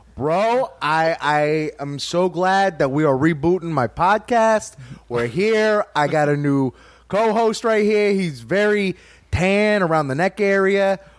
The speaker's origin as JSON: {"language": "English", "town": "Louisville", "region": "Kentucky", "country": "United States", "said": "I'm from Louisville"}